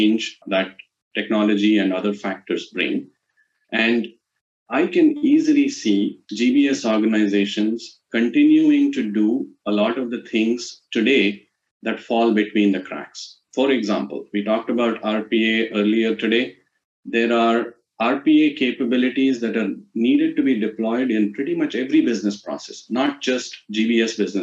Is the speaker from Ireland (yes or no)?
no; India; as an Indian guy